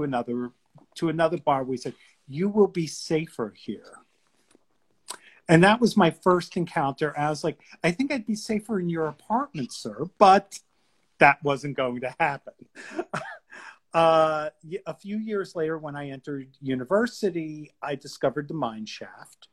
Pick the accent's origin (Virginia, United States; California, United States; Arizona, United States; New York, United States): New York, United States; New York City; now in Washington DC, United States; I'm originally from New York City